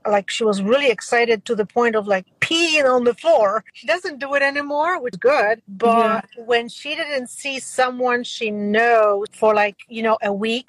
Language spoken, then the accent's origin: English; Poland; moved away; as I was growing up in a different country, I was growing up in Poland